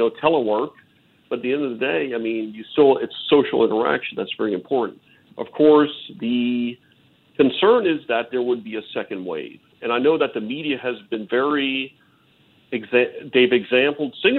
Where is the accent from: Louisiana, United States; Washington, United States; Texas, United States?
Louisiana, United States; New Orleans; we're from New Orleans, Louisiana, a great culture, a great thing.